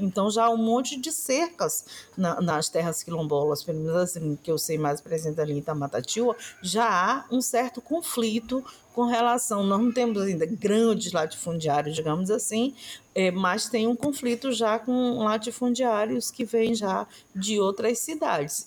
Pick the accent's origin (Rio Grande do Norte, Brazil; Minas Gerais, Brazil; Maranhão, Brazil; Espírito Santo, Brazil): Maranhão, Brazil; Alcântara; eu sou lá de, de Itamatatiba, Alcântara